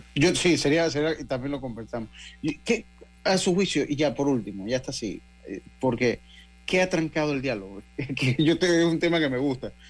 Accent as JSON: {"language": "Spanish", "country": "Panama", "said": "una frase que utilizamos acá en mi tierra"}